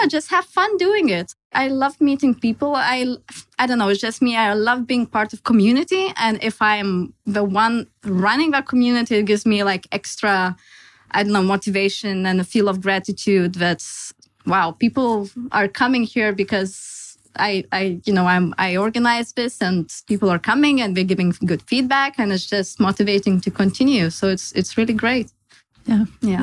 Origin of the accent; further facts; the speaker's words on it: Lithuania; moved away as an adult; also born or lived in Denmark; now in Copenhagen, Denmark; I'm originally Lithuanian, and I moved to Denmark five years ago for my studies